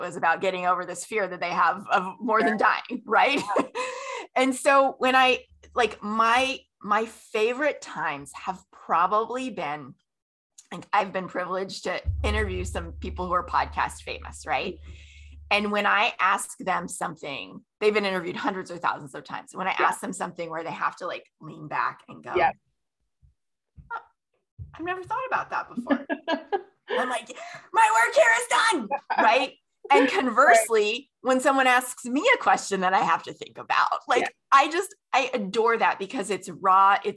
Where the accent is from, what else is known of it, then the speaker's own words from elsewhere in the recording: Florida, United States; I grew up in Florida